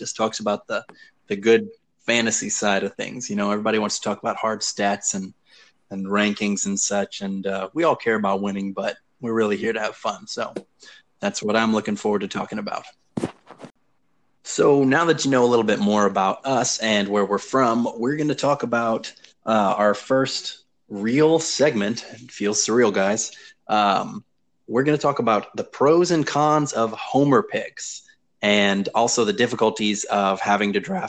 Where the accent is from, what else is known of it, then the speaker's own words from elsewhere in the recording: Baton Rouge, Louisiana, United States; I'm from Louisiana, the Baton Rouge area specifically.